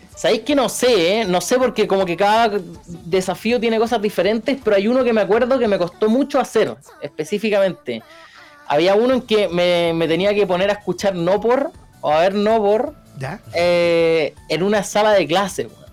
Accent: Rancagua, O'Higgins, Chile; yo soy de, yo soy, no sé si soy del sur, soy de Rancagua

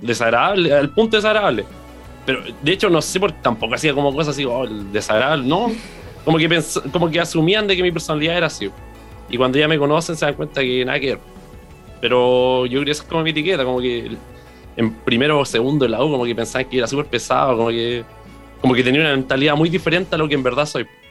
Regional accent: Concepción, Biobío, Chile; nací en el hospital regional, pues así que más penquista no puedo ser.

